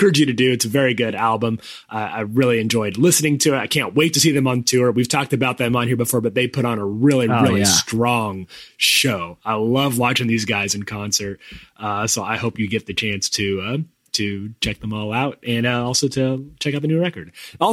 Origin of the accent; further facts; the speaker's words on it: United States; moved away; we're American